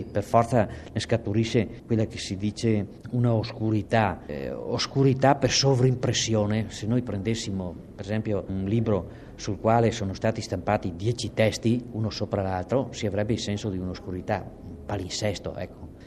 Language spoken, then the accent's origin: Italian; Veneto, Italy; accent: Alto Trevigiano dialect; in dialetto, il mio dialetto alto trevigiano